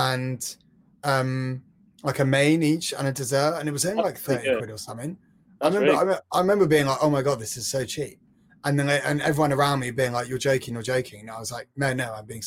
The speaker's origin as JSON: {"language": "English", "region": "London", "country": "United Kingdom", "said": "I'm from London"}